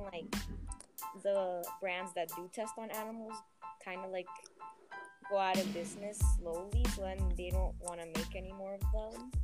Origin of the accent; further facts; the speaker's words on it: Venezuela; now in Saudi Arabia; I was born in Venezuela, but uh-huh. now I'm living in Saudi Arabia basically because the conditions in Venezuela are really bad right now